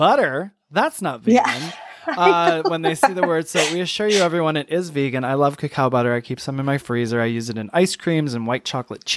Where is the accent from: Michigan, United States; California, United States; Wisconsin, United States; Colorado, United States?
Michigan, United States; also born or lived in New York; now in Atlanta, United States; I'm from Michigan originally. I lived in New York the last 20 years. Now we're in Atlanta